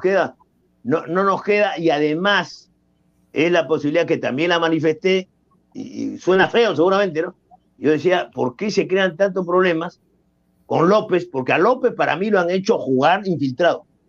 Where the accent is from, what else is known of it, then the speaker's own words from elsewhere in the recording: Peru; soy peruano